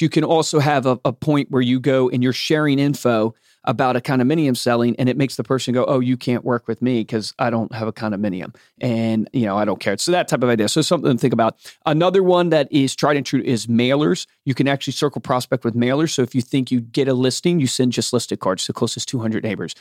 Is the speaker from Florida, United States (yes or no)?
no; Fluvanna County, Virginia, United States; I grew up in Flavana County, Virginia